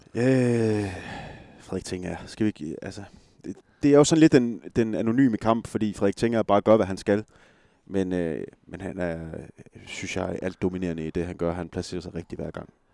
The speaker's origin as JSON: {"language": "Danish", "area": "West Jutland", "region": "Central Denmark Region", "country": "Denmark", "said": "jeg er også vestjyde"}